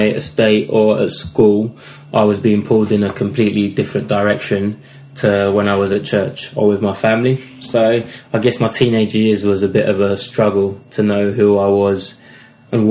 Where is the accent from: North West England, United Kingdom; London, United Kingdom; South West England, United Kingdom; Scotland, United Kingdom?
London, United Kingdom; we grew up in East London.